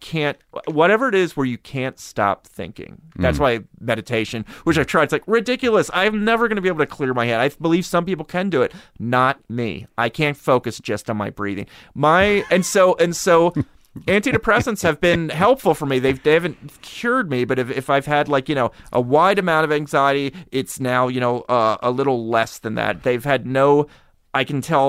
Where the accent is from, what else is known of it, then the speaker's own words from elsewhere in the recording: Harrisburg, Pennsylvania, United States; Look, I grew up in Harrisburg.